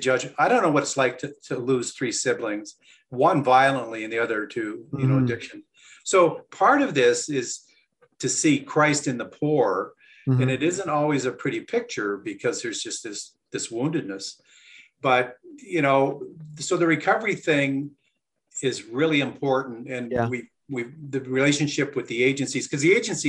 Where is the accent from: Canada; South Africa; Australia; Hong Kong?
Canada; Peterborough, Ontario; I was born in Peterborough, raised in Ontario